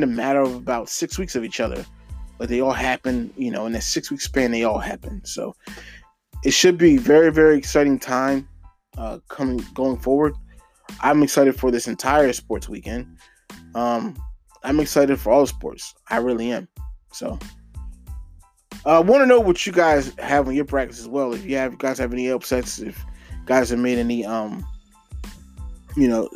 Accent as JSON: {"language": "English", "town": "Norristown", "region": "Pennsylvania", "country": "United States", "tie": "born or raised there", "said": "my hometown area, Norristown"}